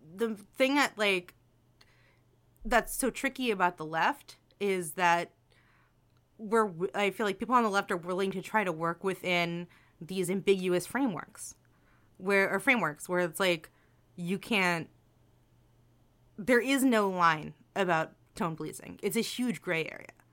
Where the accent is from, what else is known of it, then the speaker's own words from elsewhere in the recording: New Jersey, United States; I'm from New Jersey